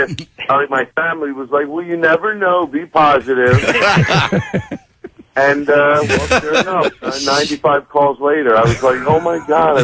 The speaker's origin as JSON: {"language": "English", "town": "Philadelphia", "region": "Pennsylvania", "country": "United States", "tie": "born or raised there", "said": "Philly, which is my hometown."}